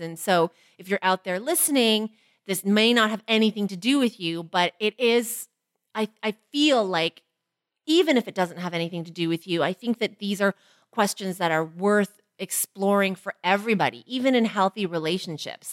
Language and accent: English; Toronto, Ontario, Canada; as a Chinese girl growing up in Toronto